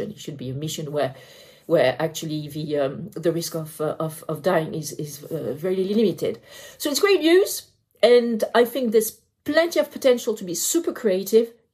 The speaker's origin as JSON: {"language": "English", "country": "France", "also_born_or_lived": "United Kingdom", "said": "Um, I am French, I am British, and therefore Brexit."}